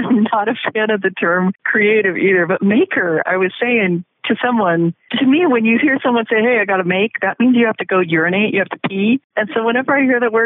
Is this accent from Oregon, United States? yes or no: yes; Portland, Oregon, United States; I'm from Portland, Oregon